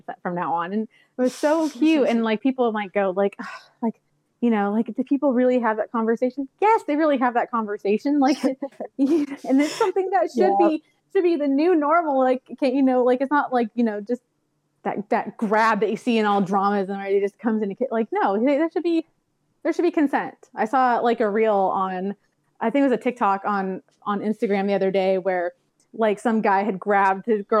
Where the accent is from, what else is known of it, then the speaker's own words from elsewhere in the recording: San Diego, California, United States; I grew up in South San Diego, which is kind of ghetto.